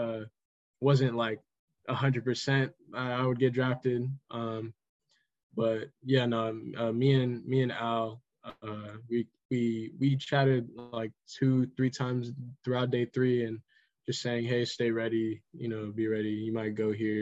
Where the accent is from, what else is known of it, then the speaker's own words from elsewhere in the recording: Pacifica, California, United States; We grew up playing in Pacifica together for that travel team, Pacifica Chaos.